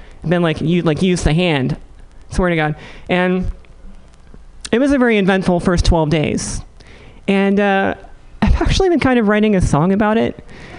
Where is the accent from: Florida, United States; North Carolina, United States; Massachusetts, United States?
North Carolina, United States; Elizabeth City; accent: Southern; moved away as an adult; now in San Francisco, United States; growing up in Elizabeth City in the late 80s